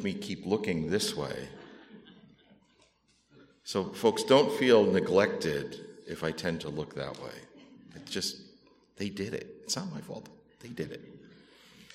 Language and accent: English; Massachusetts, United States; moved away as an adult; now in California, United States; planted a church in my hometown in Massachusetts before we came to California